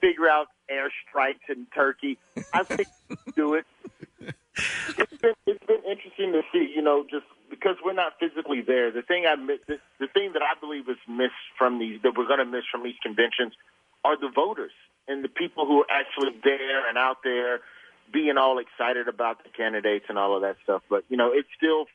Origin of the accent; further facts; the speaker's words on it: Alabama, United States; I'm not even from Philly. I'm from Alabama